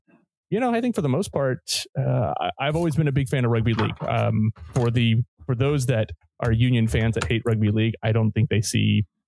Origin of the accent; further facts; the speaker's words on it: Midwest, United States; moved away; also born or lived in Texas; where I grew up in the Midwest, and lived in the South in Texas